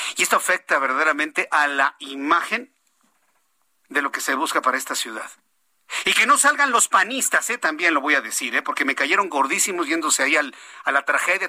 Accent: Mexico; ¿Qué estamos pagando como mexicanos?

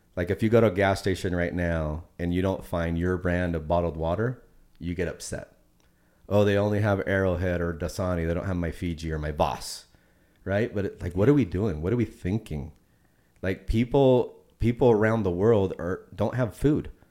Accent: Puerto Rico; Fellow Boricua

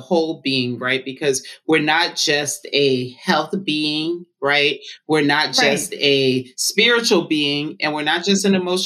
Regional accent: Atlanta, Georgia, United States; I grew up in Atlanta, Georgia. I'm first generation Liberian American

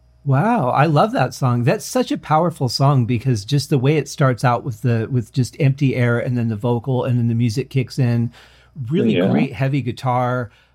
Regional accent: Detroit, Michigan, United States; I grew up in Detroit

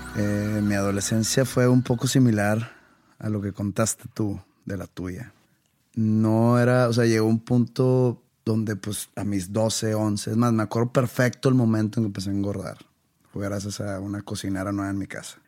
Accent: Monterrey, Nuevo León, Mexico; also born or lived in Wisconsin; Cuando yo me fui de Monterrey, me fui a Wisconsin.

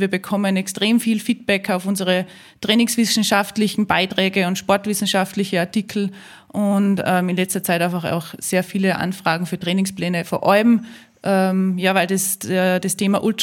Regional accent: Salzburg, Austria; ich bin in die Berge aufgewachsen, ähm, in der Nähe von Salzburg. Ähm, unser Haus steht mitten im Grünen.

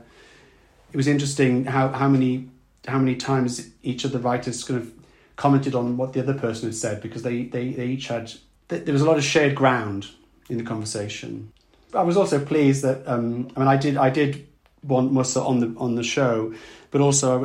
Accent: South Wales, United Kingdom; growing up in South Wales, where, you know, you know if you were a boy, you weren't meant to be girlish

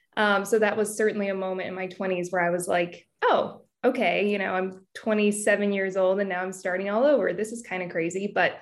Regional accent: California, United States; Yes, I grew up in Northern California and I always wanted to work in fashion.

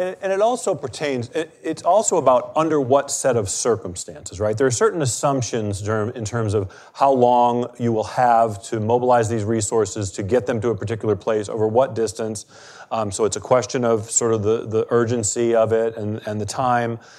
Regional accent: Maine, United States; I'm from Maine

